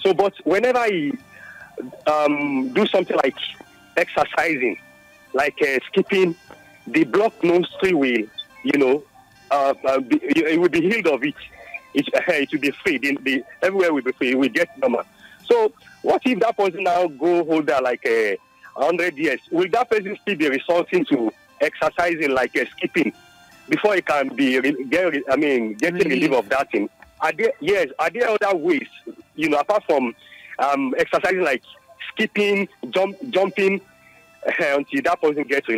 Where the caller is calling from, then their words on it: Alakuko, Lagos, Nigeria; I'm calling from Alakoko, Lagos State.